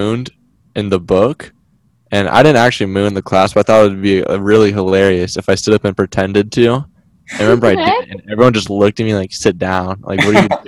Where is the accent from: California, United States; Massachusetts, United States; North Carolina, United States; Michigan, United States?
California, United States; we're from California